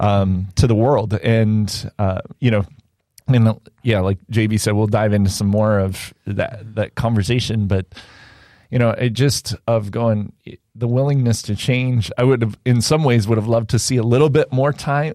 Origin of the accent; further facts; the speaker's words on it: Indiana, United States; I grew up in Indiana